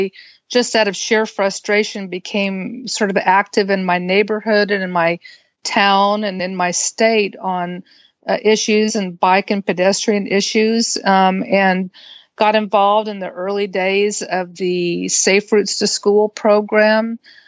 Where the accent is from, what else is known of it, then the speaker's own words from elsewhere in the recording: Texas, United States; moved away; also born or lived in Washington; And I grew up in Texas.